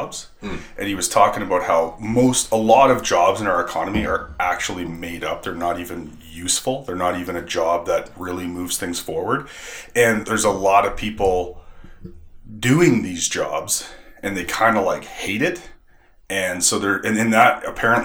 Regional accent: the Maritimes, Canada; moved away; I'm from the Maritimes, they go, "Where's your accent?"

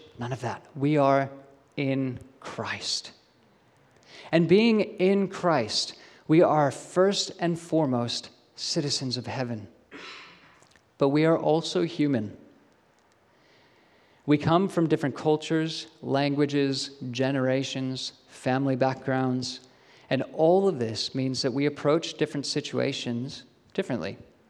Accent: Australia; So if anyone ever questions whether or not I'm an Aussie, I can point them to that official document. They may not believe me because my accent is really weird and muddled, but I can say I have my Australian citizenship.

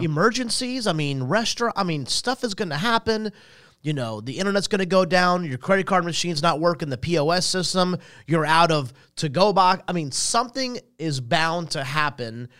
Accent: Salisbury, North Carolina, United States; also born or lived in Statesville, North Carolina; we left there in ninety-one to move to Salisbury where I kinda was, was raised

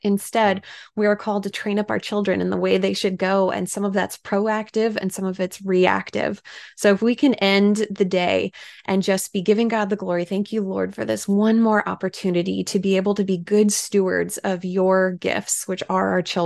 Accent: Washington, United States; moved away; I was able to speak in my home state of Washington

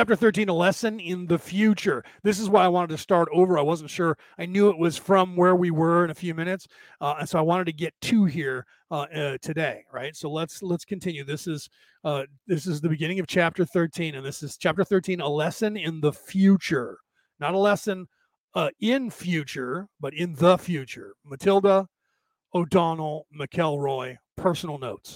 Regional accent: United States; I was born in this country, so I say we as an American

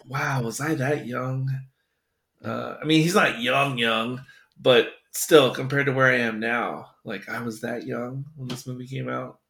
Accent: United States; as an American

